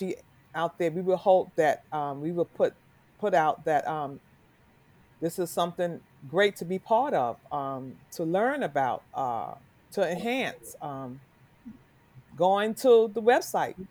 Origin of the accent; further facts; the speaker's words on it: New York City, New York, United States; I'm come from New York, Harlem. And I can remember as a young child